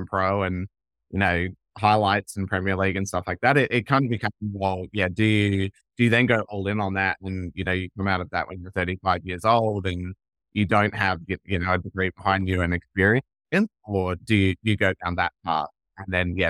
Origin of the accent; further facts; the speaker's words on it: Perth, Western Australia, Australia; moved away as an adult; also born or lived in United Kingdom / United States; I grew up in Perth, so Western Australia. So spent the first kind of 17, 18 years of my life in Perth